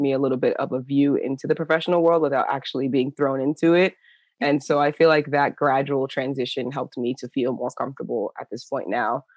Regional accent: New Jersey, United States; moved away as an adult; also born or lived in Athens, Georgia; now in Chula Vista, United States; I'm originally from New Jersey

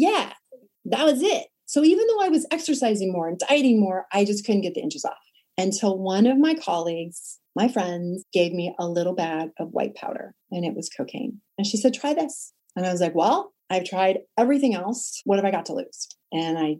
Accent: Sacramento, California, United States; I was modeling and acting by day in my hometown of Sacramento

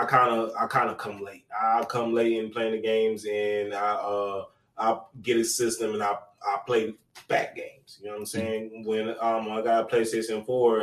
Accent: North Carolina, United States; I'm from the United States

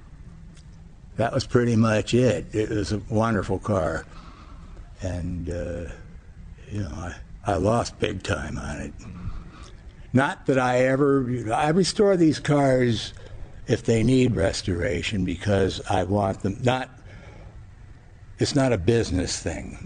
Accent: United States; growing up in America

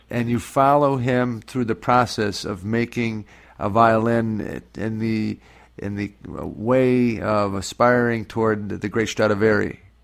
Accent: Scranton, Pennsylvania, United States; my hometown, so that's that's where I was born and raised, and. Uh, and that's where I live now too

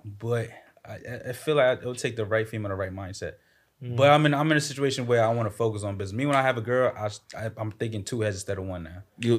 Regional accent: New York City, New York, United States; From Queens

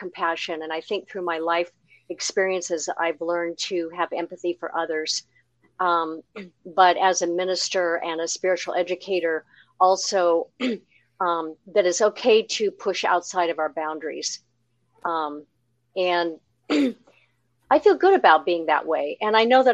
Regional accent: Seattle, Washington, United States; also born or lived in Pasadena, California; now in Cincinnati, United States; I'm from the Northwest, Greater Seattle area, where most of my family and connections are

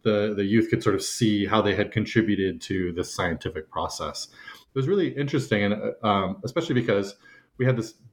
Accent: California, United States; moved away as an adult; also born or lived in Turkmenistan; I grew up in California, and I pretty solidly grew up in one place

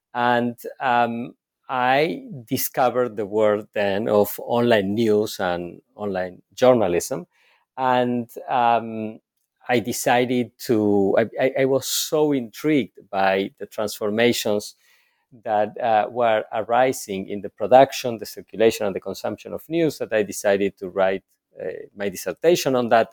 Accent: Argentina; moved away; I was born and raised in Argentina

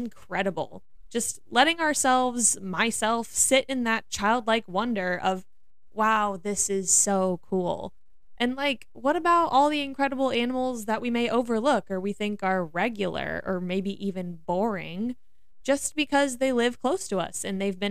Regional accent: Missouri, United States; I'm from the Midwest, I'm from Missouri, and we say possum, not opossum

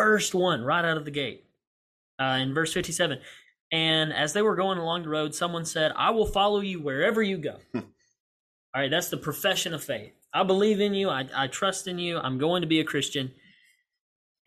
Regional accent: Alabama, United States; in my town that I grew up in Alabama

